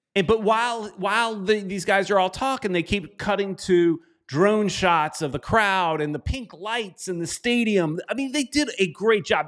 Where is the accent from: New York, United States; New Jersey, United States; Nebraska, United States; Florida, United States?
Florida, United States; South; my hometown stadium